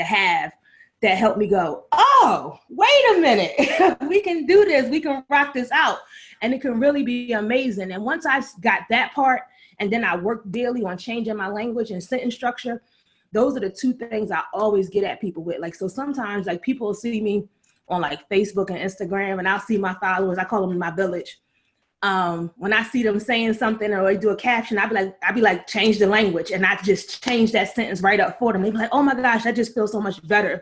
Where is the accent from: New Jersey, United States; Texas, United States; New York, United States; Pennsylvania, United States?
Pennsylvania, United States; Philadelphia; I grew up in West Philly, 40th and Market in the 90s